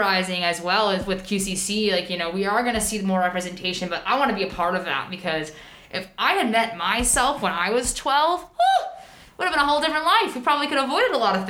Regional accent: Oviedo, Florida, United States; moved away as an adult; now in Vancouver, Canada; I grew up in Florida. I lived there for most of my life, from the age of 3 till I was 20

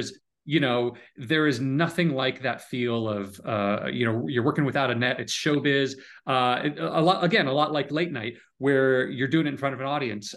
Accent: Connecticut, United States; moved away as an adult; also born or lived in San Francisco; I grew up in Connecticut

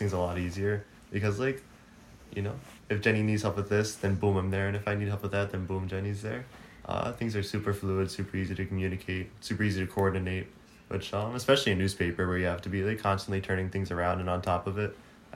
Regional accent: Philadelphia, Pennsylvania, United States; now in Miami, United States; I'm from Philly

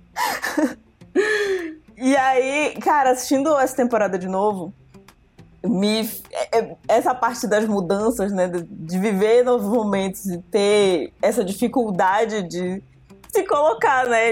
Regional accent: Santarém, Pará, Brazil; moved away as an adult; also born or lived in Belém; Quando eu saí de Santarém para vir para Belém fazer faculdade

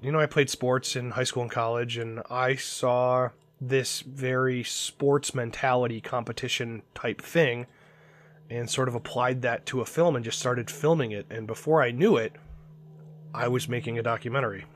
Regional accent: Cleveland, Ohio, United States; I'm from Cleveland, Ohio

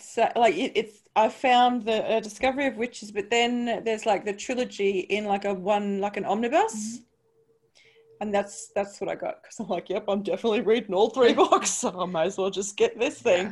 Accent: Brisbane, Queensland, Australia; moved away; I'm from Brisbane

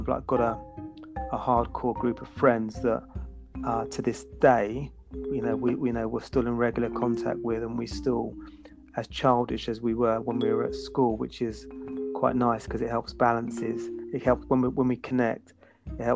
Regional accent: United Kingdom; also born or lived in Basingstoke, Hampshire; I'm from the UK

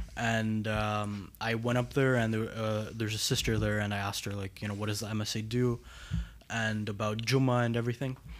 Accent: Montreal, Quebec, Canada; I grew up right here in Montreal

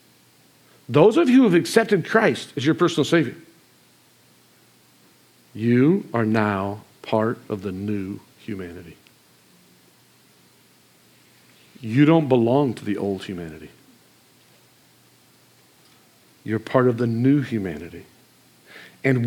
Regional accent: Marcellus, Michigan, United States; Marcellus, Michigan

